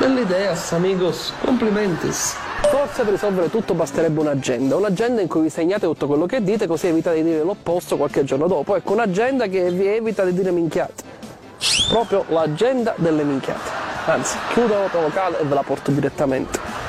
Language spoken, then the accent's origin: Italian; Southern Italy, Italy; Lo dico per lei, anche io sono terrone, quindi l'ho visto sulla pelle.